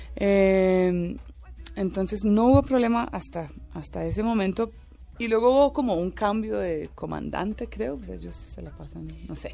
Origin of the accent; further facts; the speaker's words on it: Tolima, Colombia; also born or lived in Ireland / Venezuela; Vivíamos en una finca en, en el Tolima